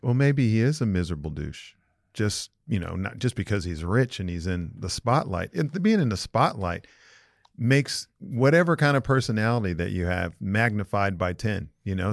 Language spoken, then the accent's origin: English; Los Angeles, California, United States; I grew up in Los Angeles.